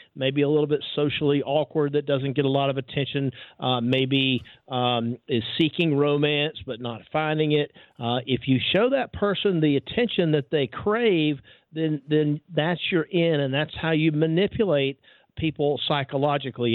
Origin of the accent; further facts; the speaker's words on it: Georgia, United States; The University of Georgia, right here in my home state